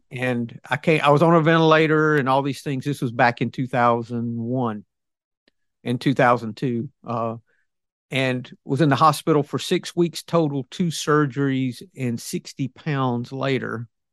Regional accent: the South, United States; I'm ob-, obviously from the South.

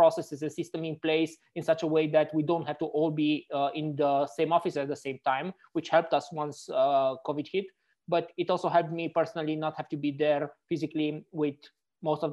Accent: Romania; now in Frankfurt, Germany; I'm actually originally from Romania

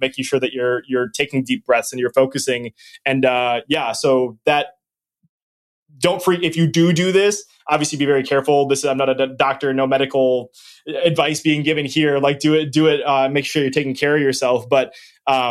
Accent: Wisconsin, United States; I'm from Wisconsin

